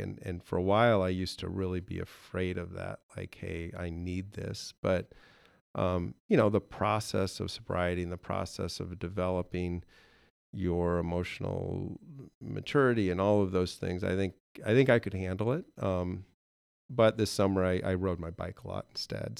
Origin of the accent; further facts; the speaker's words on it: Okoboji, Iowa, United States; Grew up in Okeobogee